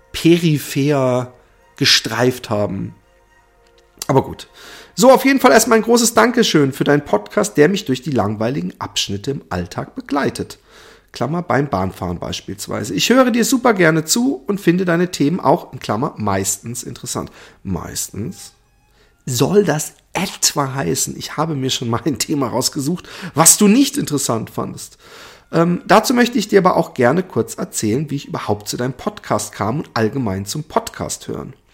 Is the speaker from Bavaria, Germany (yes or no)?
no; Stuttgart, Baden-Württemberg, Germany; ich bin selbst aus Stuttgart und hatte dort auch meinen Freund, den ich noch während meiner Schulzeit kennengelernt habe.